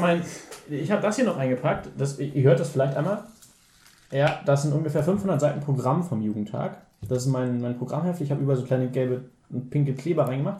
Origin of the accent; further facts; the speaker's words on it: Hamburg, Germany; ich als Hamburger